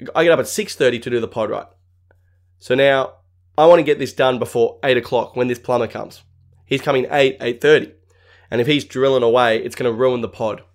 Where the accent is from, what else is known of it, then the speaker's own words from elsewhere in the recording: Australia; I'm Australian